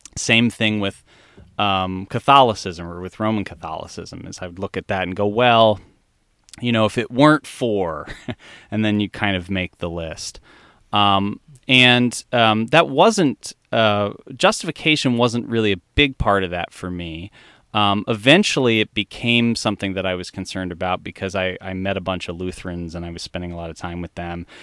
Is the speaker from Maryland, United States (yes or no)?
yes; Columbia, Maryland, United States; I grew up in this a community in, um, Columbia, Maryland